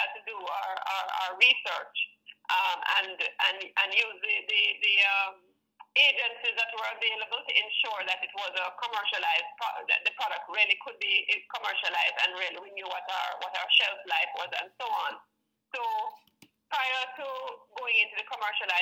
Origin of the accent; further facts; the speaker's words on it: Kingston, Jamaica; My family is not from Portland. We are actually all from Kingston.